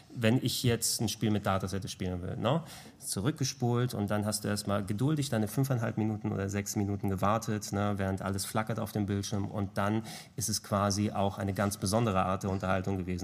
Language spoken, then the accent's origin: German; Hamburg, Germany; first language Greek; German is a second language; ich bin in einem griechischen Haushalt groß geworden, hier in Hamburg, also in Hamburg geboren, in Deutschland geboren, aber dementsprechend in der Familie sprichst du natürlich nur Griechisch zu Beginn